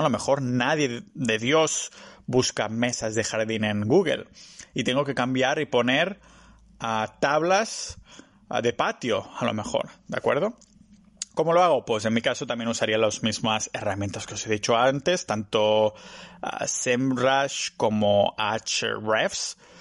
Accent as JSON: {"language": "Spanish", "region": "Catalonia", "country": "Spain", "said": "soy catalán"}